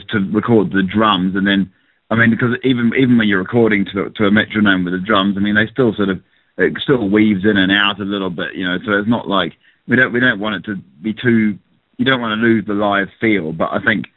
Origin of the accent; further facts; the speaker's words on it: New Zealand; also born or lived in England; I just like lived in New Zealand, actually. My parents moved over from England to, I was born in England. I went to New Zealand when I was like 5 years old